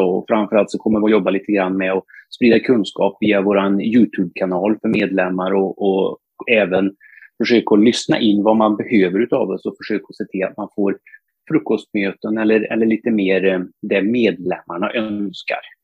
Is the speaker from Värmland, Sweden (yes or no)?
yes; north of Torsby, Värmland, Sweden; jag är bördig värmlänning, eh, Nordvärmland, strax norr om Torsby från början